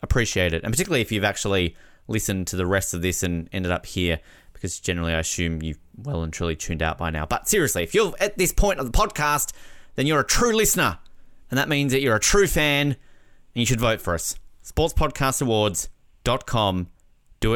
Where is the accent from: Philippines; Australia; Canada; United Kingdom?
Australia; as an Australian